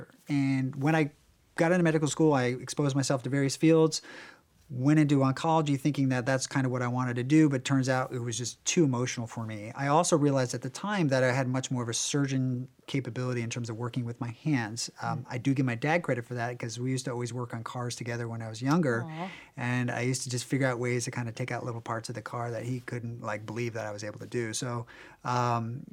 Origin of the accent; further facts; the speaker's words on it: Virginia, United States; now in Beverly Hills, United States; I grew up in Virginia